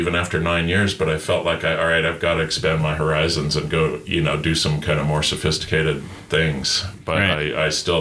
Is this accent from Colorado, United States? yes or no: yes; Gilpin County, Colorado, United States; also born or lived in Denver; I grew up in Gilpin County, which is the second smallest county in Colorado